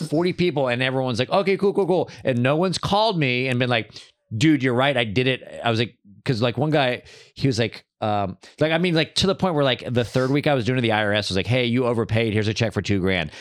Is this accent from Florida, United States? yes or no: no; Texas, United States; now in Los Angeles, United States; I grew up in Texas, but I didn't grow up religious